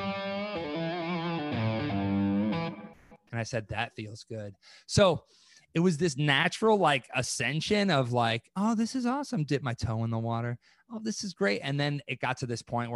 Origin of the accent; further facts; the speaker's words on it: East Troy, Wisconsin, United States; I'm from East Troy, Wisconsin